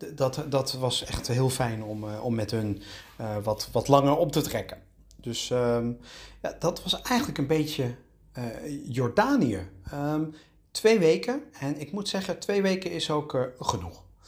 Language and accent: Dutch; Netherlands; ik kom uit Nederland